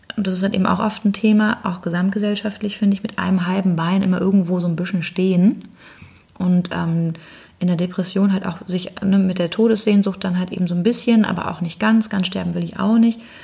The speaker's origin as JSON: {"language": "German", "region": "Northern Germany", "country": "Germany", "said": "ich bin jetzt als Norddeutsche"}